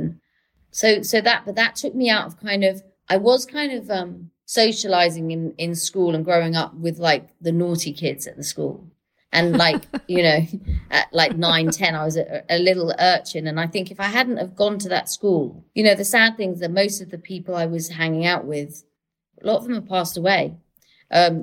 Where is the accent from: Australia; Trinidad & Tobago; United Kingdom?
United Kingdom; London; also born or lived in Manchester; living half in London, half in Manchester, so I never really, even though I'm a Londoner, I also feel very, very Mancunian